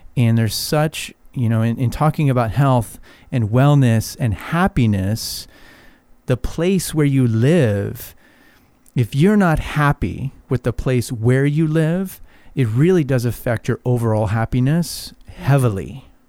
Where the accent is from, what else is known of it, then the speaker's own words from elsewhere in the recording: Arizona, United States; now in Palm Springs, United States; I grew up in Arizona